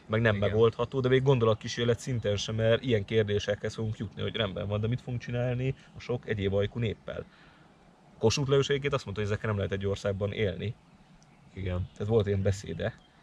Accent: Hungary; magyarok vagyunk itt a magyarságom

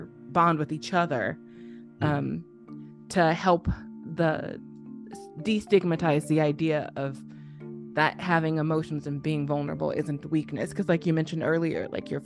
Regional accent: Illinois, United States; I'm from Illinois.

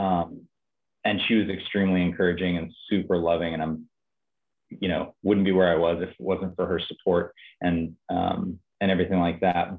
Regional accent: Napa, California, United States; moved away as an adult; now in Nashville, United States; I stayed in my hometown. I'm from Napa, California, and I just stayed there

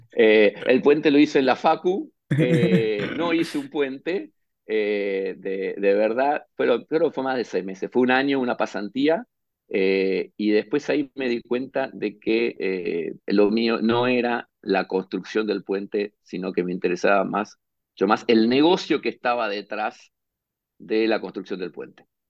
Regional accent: Buenos Aires, Argentina; yo nací, nací en Buenos Aires, Argentina

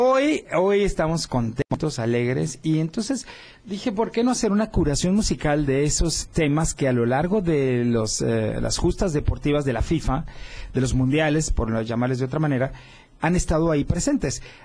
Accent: Mexico

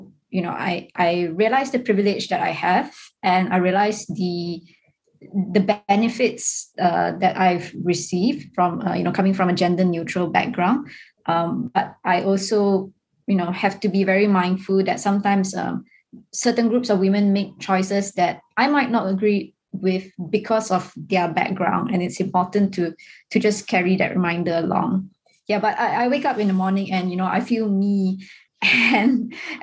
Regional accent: Ipoh, Perak, Malaysia; growing up in Ipoh, we were more shielded from like grassroots politics.

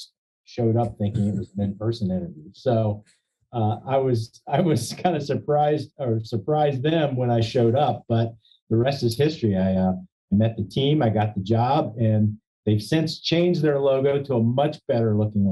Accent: Bel Air, Maryland, United States; I was living in my hometown of Bel Air, where one of the franchise brands here in Maryland has their headquarters

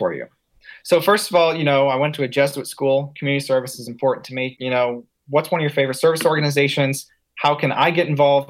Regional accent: Hartford, Connecticut, United States; born there; Look, I was born in Hartford, Connecticut.

